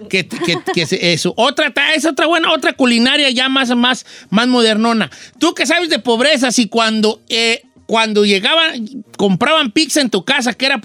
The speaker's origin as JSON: {"language": "Spanish", "town": "Guadalajara", "region": "Jalisco", "country": "Mexico", "said": "No, es que yo soy de Guadalajara, decimos concepto."}